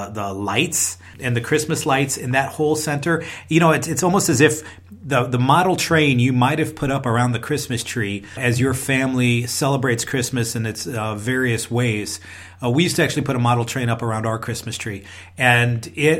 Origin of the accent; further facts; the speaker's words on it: Chicago, Illinois, United States; also born or lived in Hawaii / Saudi Arabia; now in Arizona, United States; as a child growing up in the Chicago region